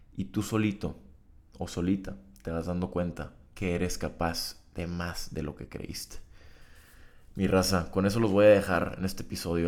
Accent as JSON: {"language": "Spanish", "town": "Tijuana", "region": "Baja California", "country": "Mexico", "tie": "born or raised there", "moved": "as an adult", "lives_now": "Monterrey, Mexico", "said": "Tijuana es mi ciudad natal, donde está toda la sociedad que yo conozco"}